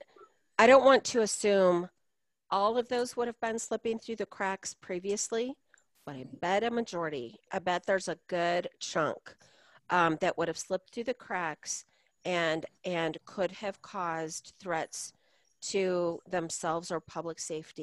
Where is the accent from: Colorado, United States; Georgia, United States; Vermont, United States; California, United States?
Colorado, United States; I'm from Colorado